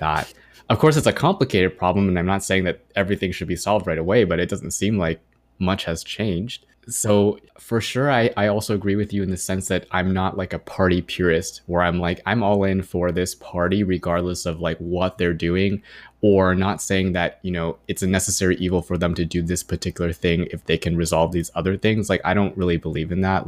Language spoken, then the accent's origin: English; Irvine, California, United States; growing up in Irvine